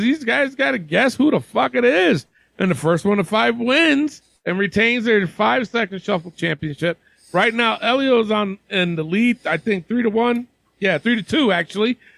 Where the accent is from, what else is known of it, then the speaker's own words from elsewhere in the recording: Albany, New York, United States; my hometown of Albany, New York